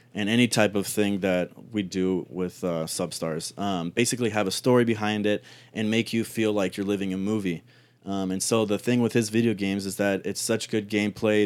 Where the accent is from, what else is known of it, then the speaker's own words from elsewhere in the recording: Cleveland, Ohio, United States; also born or lived in Toronto, Canada; I grew up in Cleveland